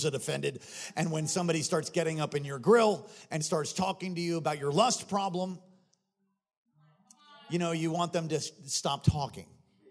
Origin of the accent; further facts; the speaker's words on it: United States; I was born here